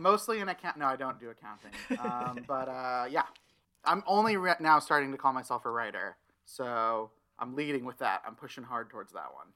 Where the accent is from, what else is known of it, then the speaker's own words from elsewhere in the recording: Tulsa, Oklahoma, United States; moved away as an adult; also born or lived in Stillwater, Oklahoma / Jacksonville, Florida; now in Los Angeles, United States; Tulsa is the city I was raised